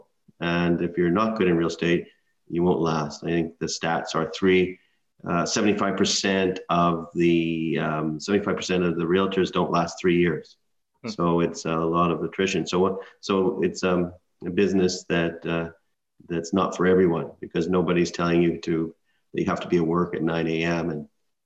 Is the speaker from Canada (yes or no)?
yes; Burnaby, British Columbia, Canada; I grew up in Burnaby, British Columbia, which is just outside of Vancouver.